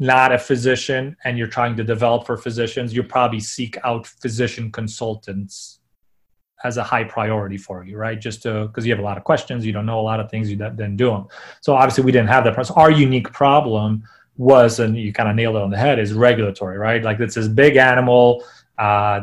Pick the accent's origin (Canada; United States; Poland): Poland; moved away; when I was growing up in Poland